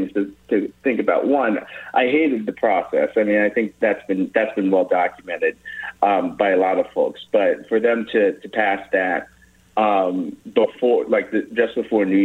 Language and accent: English; Mount Airy, Maryland, United States; also born or lived in Ballenger Creek, Maryland; now in Adamstown, United States; I was raised in Mount Airy, which is District 2